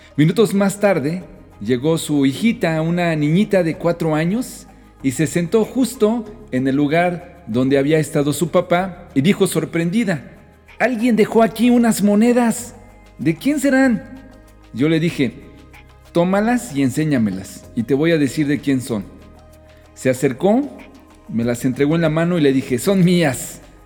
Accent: Mexico

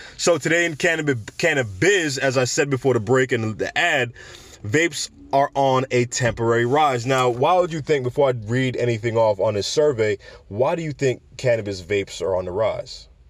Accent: New York City, New York, United States; I'm from the Bronx

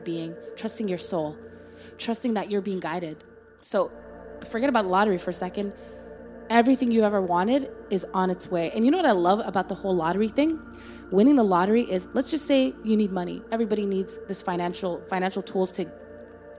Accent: Toronto, Ontario, Canada; also born or lived in Somalia; we're former refugees from Somalia, you know, grew up in Toronto, Canada

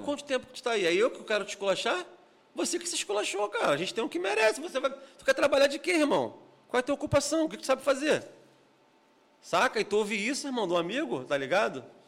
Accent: Rio de Janeiro, Brazil; eu, morador de Antares, na né, época cresci em Antares

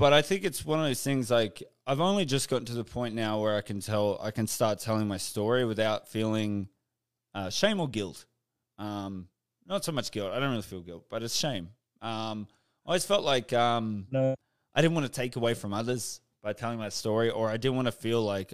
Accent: Canberra, Australian Capital Territory, Australia; moved away as an adult; I was just recently back in my hometown in Canberra

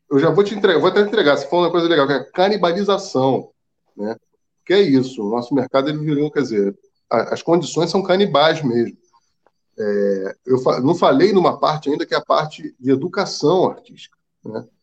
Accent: Rio de Janeiro, Brazil; eu sou nascido e criado na Lapa

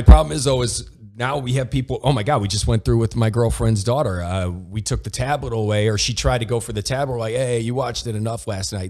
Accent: Toledo, Ohio, United States; my hometown was Toledo Ohio

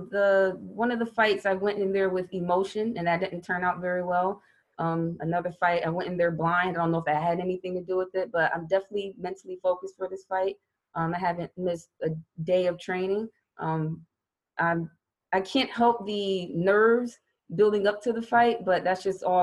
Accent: Louisiana, United States; born there; I was born in Louisiana. My sister was born in Colorado. So, of course, we were Army brats.

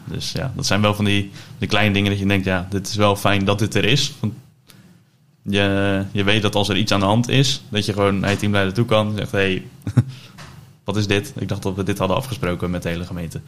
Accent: Dordrecht, South Holland, Netherlands; now in Gouda, Netherlands; geboren in Dordrecht. dus 27 jaar geleden. Ondertussen verhuisd naar het mooie Gouda

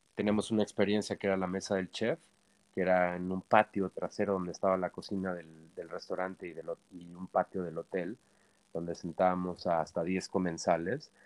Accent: Mexico; also born or lived in Milan, Italy; Nací, nací en Milán, Italia, y de mamá de mamá italiana y de papá mexicano, de los Altos Jalisco y mamá de Milán. Y este, yo muy pequeño, pues este, al año eh, me, fui a, vivir a México con mis papás y crecí en México

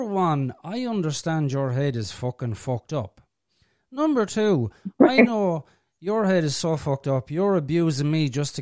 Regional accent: Ireland; I'm from Ireland.

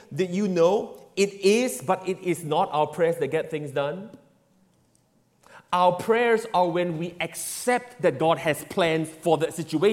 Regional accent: Singapore; I grew up in Singapore

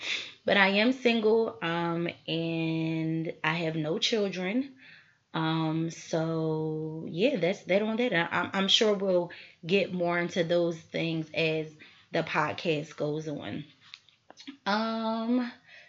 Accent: Philadelphia, Pennsylvania, United States; born and raised in Philly. 215 till

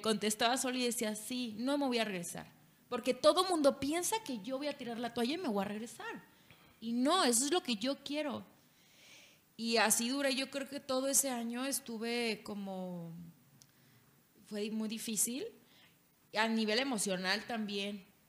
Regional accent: Culiacán, Sinaloa, Mexico; moved away as an adult; now in Mexico City, Mexico; Soy de Culiacán

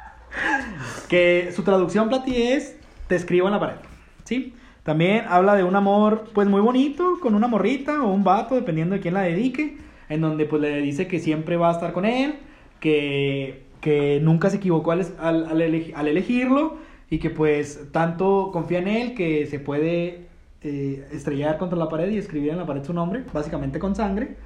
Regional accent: Mexico; somos mexicanos

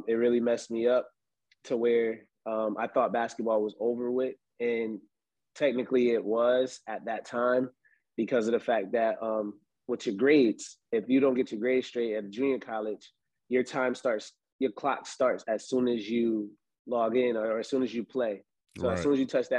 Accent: Springfield, Massachusetts, United States; moved away as an adult; also born or lived in Florida; growing up in Springfield, basically grew up on Andrew Street

